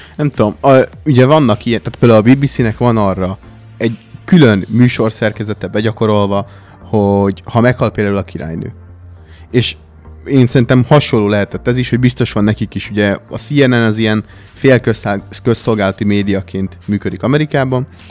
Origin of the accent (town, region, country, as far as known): Hungary